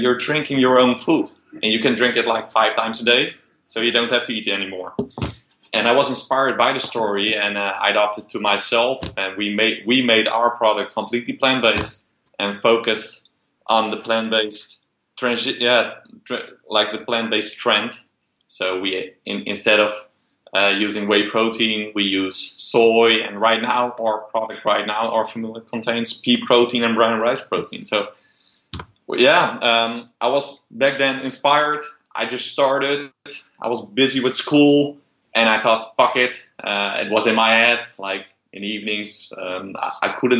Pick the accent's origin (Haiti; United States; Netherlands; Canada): Netherlands; also born or lived in Rotterdam; I'm from Holland, Rotterdam based